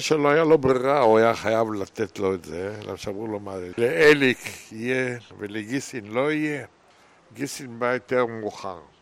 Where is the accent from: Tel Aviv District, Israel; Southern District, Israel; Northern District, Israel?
Tel Aviv District, Israel; Herzliya; אנחנו גדלנו בצריף, היה אז, מי שהיה לו כסף, בנה בית. מי שלא היה לו בבני בנימין, גר בצריף